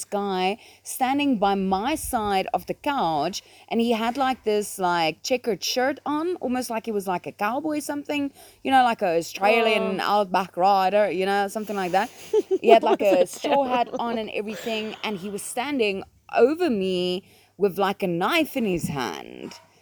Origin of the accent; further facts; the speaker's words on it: South Africa; also born or lived in Mpumalanga; we are from South Africa